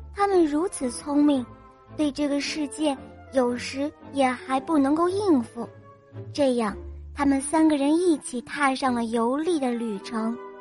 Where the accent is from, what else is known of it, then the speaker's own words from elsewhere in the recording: Dalian, Liaoning, China; 我来自大连